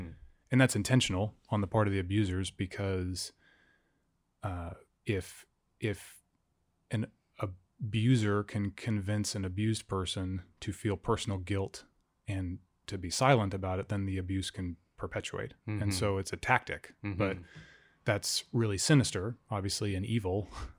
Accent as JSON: {"language": "English", "town": "Fairbanks", "region": "Alaska", "country": "United States", "tie": "born or raised there", "said": "I grew up in Fairbanks."}